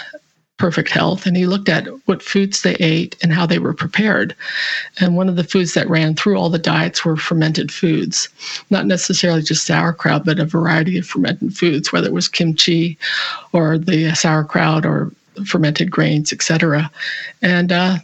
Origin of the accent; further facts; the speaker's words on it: California, United States; moved away as an adult; now in Cowichan Valley, Canada; I grew up in California